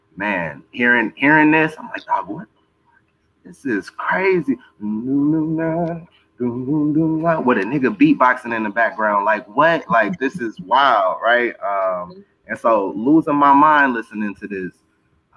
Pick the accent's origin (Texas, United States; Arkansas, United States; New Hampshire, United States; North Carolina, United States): Texas, United States; Growing up in Texas, you know, our rap culture is a special one